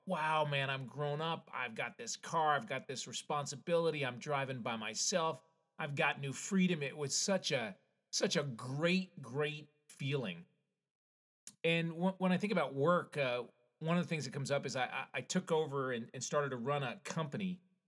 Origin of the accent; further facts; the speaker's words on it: Connecticut, United States; I grew up in Connecticut where you had to wait 6 months to get your license.